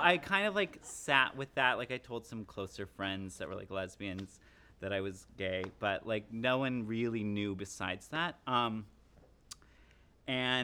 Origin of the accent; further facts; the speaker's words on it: Cheyenne, Wyoming, United States; moved away; I grew up in Cheyenne, Wyoming, which, if you don't know, is a fairly conservative environment.